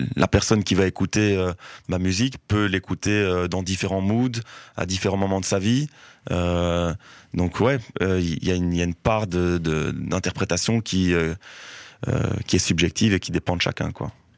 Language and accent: French; Brussels, Brussels-Capital Region, Belgium; j'ai grandi à Forêt-Wilmans qui est euh, bon maintenant ça c'est un peu ça c'est assez fortement gentrifié mais euh, ça reste euh, ça restait un des quartiers un quartier populaire de, Bruxelles